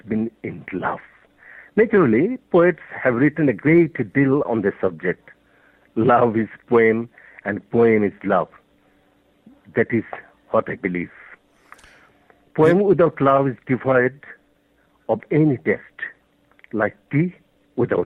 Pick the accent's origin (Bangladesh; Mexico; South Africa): Bangladesh; first language Bengali; English is a second language; I'm a poet from Bangladesh, and the poems are originally written in Bangla, our mother tongue